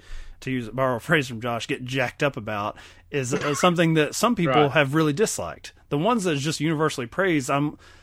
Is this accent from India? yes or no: no; Kentucky, United States; we grew up in Kentucky, a small town